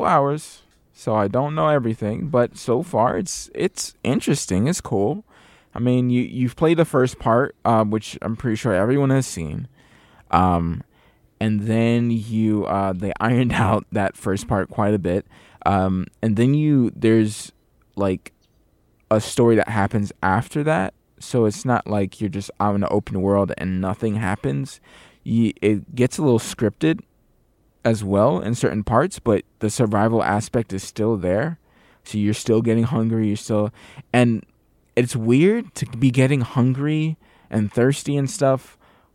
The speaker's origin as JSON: {"language": "English", "region": "Florida", "country": "United States", "tie": "born or raised there", "also_born_or_lived": "Atlanta", "moved": "yes", "lives_now": "California, United States", "said": "I grew up in Florida"}